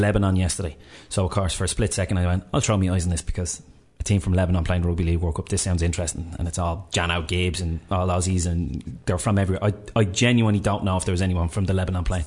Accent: Ireland; we're Irish

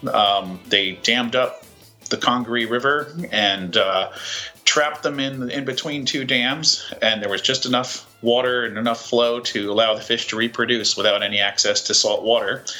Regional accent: New York, United States; now in South Carolina, United States; my adopted um, southern home. I'm originally a New Yorker

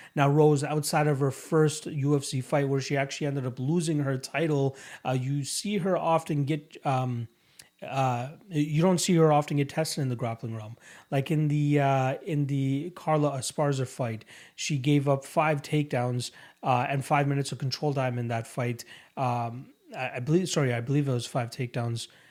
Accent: Canada; as a Canadian

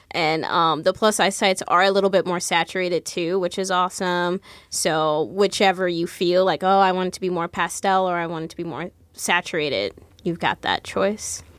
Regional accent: Jersey City, New Jersey, United States; Growing up in Jersey City

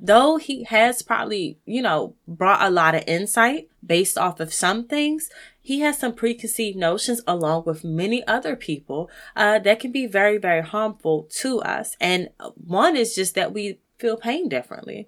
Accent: United States; as African American people

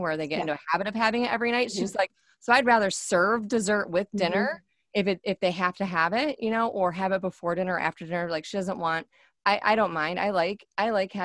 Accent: Michigan, United States; moved away; I'm from Michigan. So originally, so we say pop

